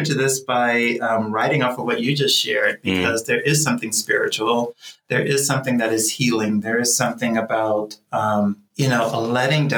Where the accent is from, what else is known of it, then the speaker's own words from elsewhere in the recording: Lafayette, Louisiana, United States; also born or lived in Rochester, New York / Washington, D.C.; now in Boulder, United States; I'm originally from Louisiana, born and raised, Lafayette, Louisiana, not too far away from New Orleans